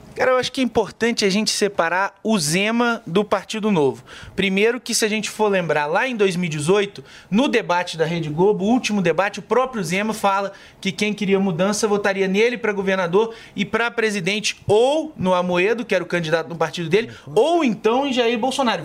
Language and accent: Portuguese; Minas Gerais, Brazil; Eu sou lá de Minas, eu sou deputado estadual